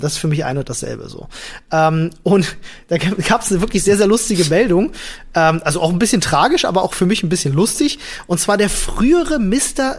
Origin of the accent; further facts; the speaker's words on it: Germany; hier bei uns in Deutschland